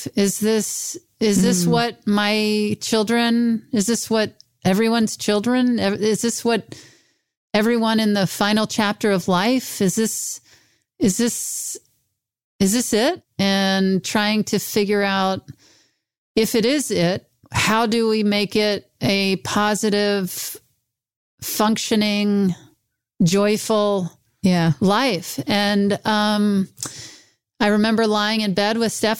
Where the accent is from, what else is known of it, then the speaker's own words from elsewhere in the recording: Mississippi, United States; moved away; I'm in my hometown of Mississippi